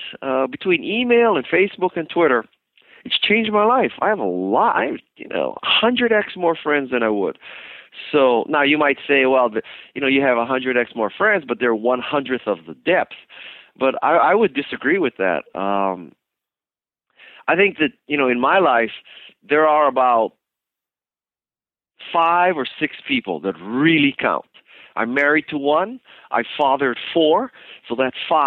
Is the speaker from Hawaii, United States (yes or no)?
yes; Hawaii, United States; I'm from Hawaii.